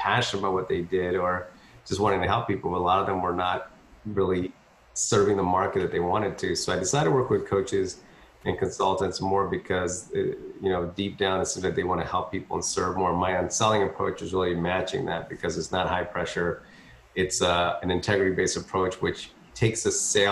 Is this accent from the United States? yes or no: yes; Philadelphia, Pennsylvania, United States; moved away as an adult; now in Texas, United States; it was hard to get a job in Philadelphia, which is where I grew up. My wife's the Texan, so I came down to Texas, but I grew up in Philly